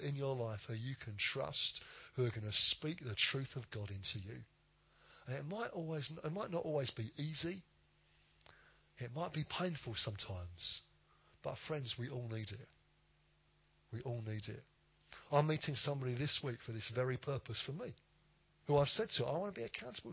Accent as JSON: {"language": "English", "country": "United Kingdom", "said": "we're British"}